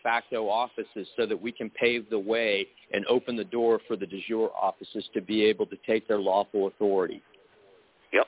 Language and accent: English; Texas, United States; I'm Texan